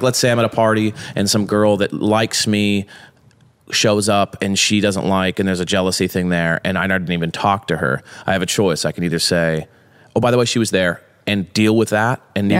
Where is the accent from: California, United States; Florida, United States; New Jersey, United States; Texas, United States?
California, United States; Long Beach; we grew up in Long Beach, multiple kids, dad worked all day, grinded. We kind of fended for ourselves.